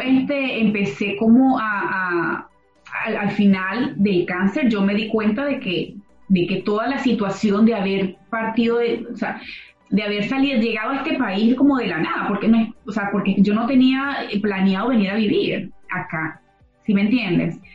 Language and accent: Spanish; Venezuela; moved away; Los que venimos de Venezuela